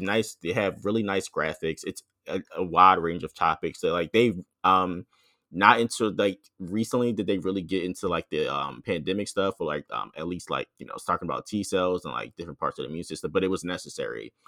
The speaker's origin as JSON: {"language": "English", "town": "Philadelphia", "region": "Pennsylvania", "country": "United States", "said": "Philadelphia, 'cause that's actually where I'm from."}